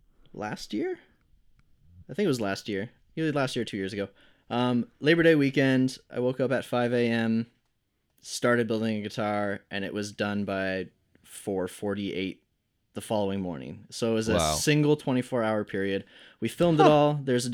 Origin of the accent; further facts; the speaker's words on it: Brampton, Ontario, Canada; I wasn't used to that growing up in Brampton, where the music scene is struggling a lot and you have to really push for things.